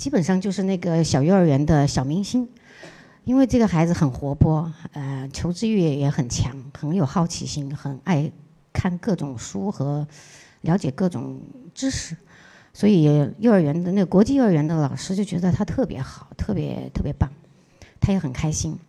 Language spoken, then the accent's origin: Chinese; China; also born or lived in Australia; 毕竟我们还是一个中国人